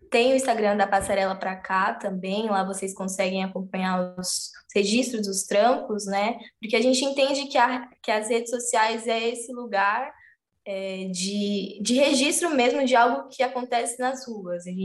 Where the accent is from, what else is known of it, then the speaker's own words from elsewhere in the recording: São Paulo, Brazil; E a partir do momento que eu fui entendendo que a minha, na minha quebrada, no, no território, em Emelino Matarazzo, tem espaços que são tão potentes ou maior do que eu posso encontrar no centro